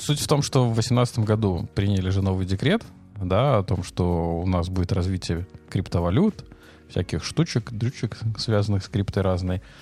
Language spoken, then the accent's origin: Russian; Belarus